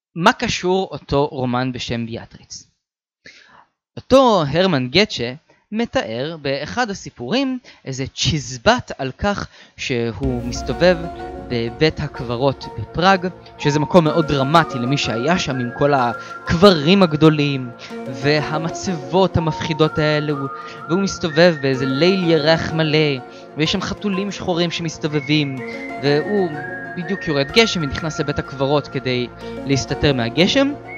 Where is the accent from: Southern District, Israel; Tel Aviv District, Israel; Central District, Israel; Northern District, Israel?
Southern District, Israel; Beersheba; אני מבאר שבע